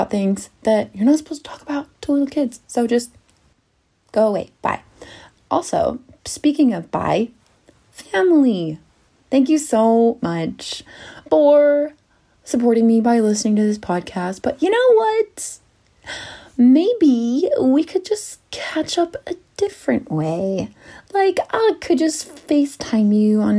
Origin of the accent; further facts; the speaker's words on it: Salt Lake City, Utah, United States; moved away as an adult; now in London, United Kingdom; I came from Utah. Good old Salt Lake City, Utah, and I lived there for 20 years